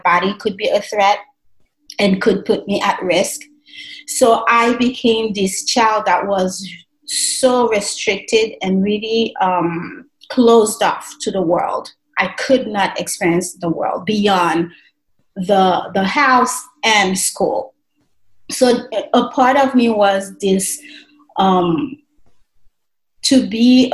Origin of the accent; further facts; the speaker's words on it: Haiti; moved away as an adult; And I was raised in Haiti. I lived in Haiti for the first 40 years of my life, just turned 41